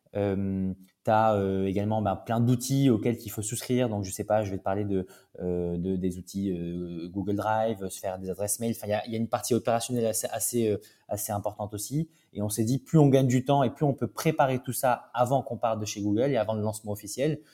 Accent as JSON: {"language": "French", "town": "Toulouse", "region": "Occitania", "country": "France", "tie": "born or raised there", "moved": "as an adult", "lives_now": "Paris, France", "said": "je suis de Toulouse. donc j'ai grandi à Toulouse jusqu'à mes 18 ans."}